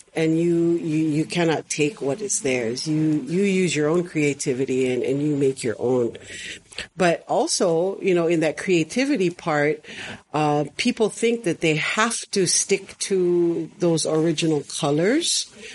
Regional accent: Honolulu, Hawaii, United States; I am from Honolulu, Oahu, born and raised

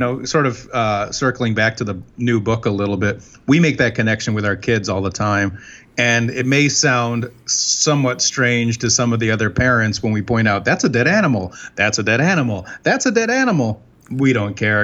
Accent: Binghamton, New York, United States; I grew up in Binghamton, New York

